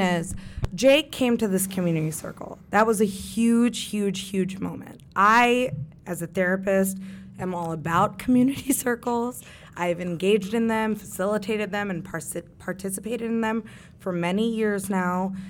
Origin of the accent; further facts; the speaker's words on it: Kentucky, United States; I grew up in Kentucky